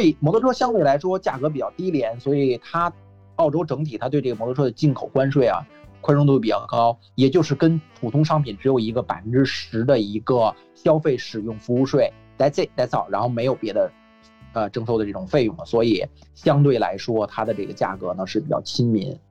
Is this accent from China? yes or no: yes; Beijing, China; moved away as an adult; now in Australia; 因为我是来自北京嘛